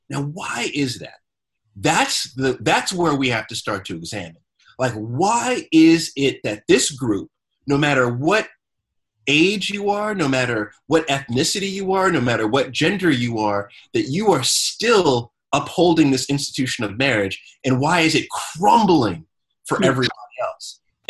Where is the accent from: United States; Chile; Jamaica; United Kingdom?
Jamaica; Like, I'm so Jamaican with my life.